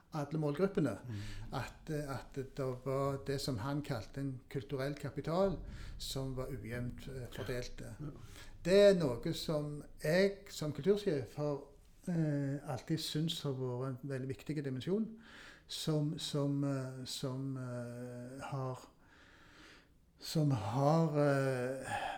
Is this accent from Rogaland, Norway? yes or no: yes; Stavanger, Rogaland, Norway; det var der jeg vokste opp